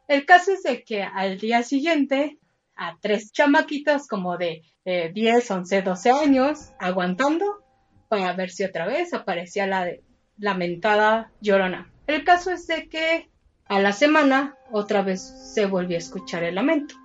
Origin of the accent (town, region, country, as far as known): Mexico